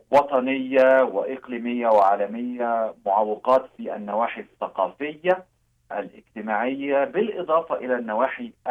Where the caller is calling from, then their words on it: Amman, Amman Governorate, Jordan; أنا أتحدث إليكم من عمان الأردن